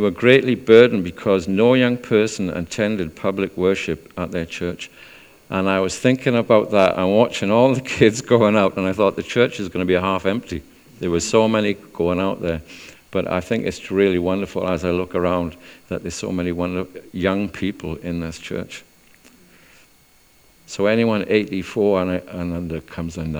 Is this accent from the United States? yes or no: no; South Wales, United Kingdom; moved away as an adult; also born or lived in Chester; I'm from South Wales.